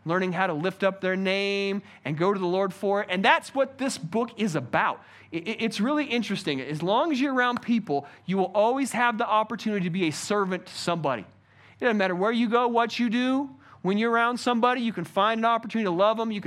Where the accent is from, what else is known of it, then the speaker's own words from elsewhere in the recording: United States; I personally love being an American